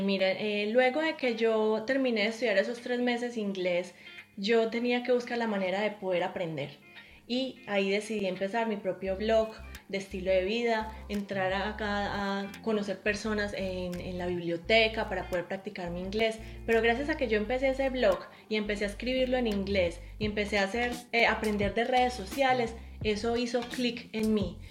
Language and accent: Spanish; Colombia; moved away as an adult; now in New Zealand; Si nosotros somos colombianos, pero vivimos en Nueva Zelanda